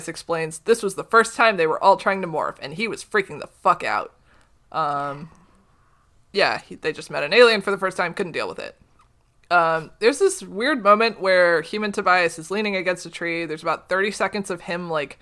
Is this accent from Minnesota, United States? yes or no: yes; Minnesota, United States; I'm Minnesotan